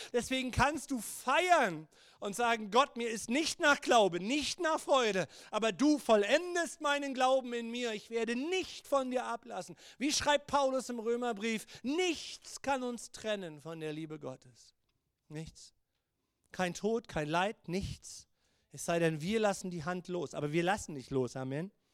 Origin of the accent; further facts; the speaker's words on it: Germany; auch als Deutsche